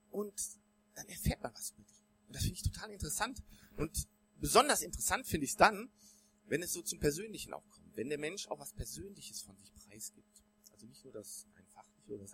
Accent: Bonn, North Rhine-Westphalia, Germany; also born or lived in Cologne; Ich bin in Köln geboren worden, dann in Bonn aufgewachsen, hab noch vier Geschwister, waren also zu siebt in der Familie

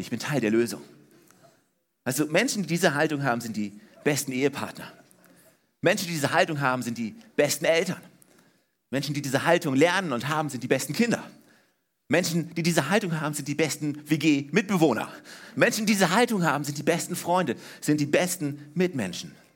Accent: Germany; ich bin in Deutschland aufgewachsen, ja, ne? 1979 geboren

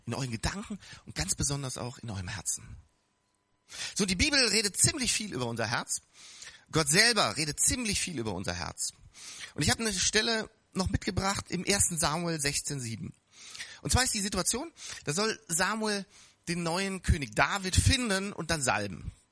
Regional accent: Bonn, North Rhine-Westphalia, Germany; wir hatten ein wunderschönes äh, Spielzeuggeschäft in Bonn, da wo ich aufgewachsen bin

